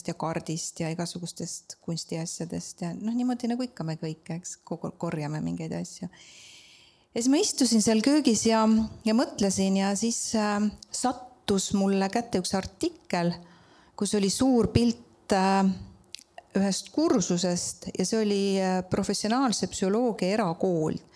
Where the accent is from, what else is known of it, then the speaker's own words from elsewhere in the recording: Estonia; mina olen, nagu ma armastan öelda, maalt ja hobusega Tammiku külast